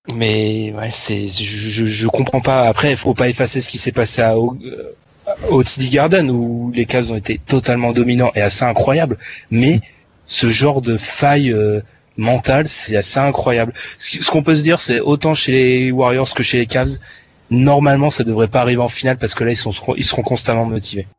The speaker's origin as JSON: {"language": "French", "country": "France"}